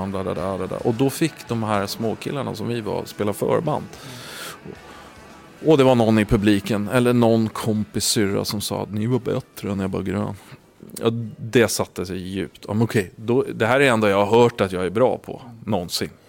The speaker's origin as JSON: {"language": "Swedish", "town": "Vallentuna", "region": "Stockholm County", "country": "Sweden", "tie": "born or raised there", "also_born_or_lived": "Gotland", "said": "Eh, vi flyttade från Gotland till Vallentuna och eh, det, det, var en tuff klass."}